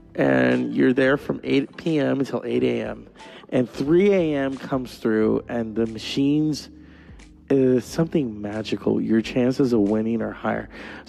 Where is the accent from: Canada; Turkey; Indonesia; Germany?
Canada; There were nights when my floor was so cold that you could make cake on it, because I'm French Canadian and I wanted to eat off my floor forever.